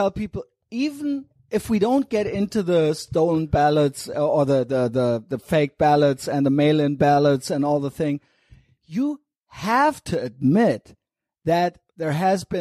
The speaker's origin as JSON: {"language": "English", "country": "Germany", "said": "as a German"}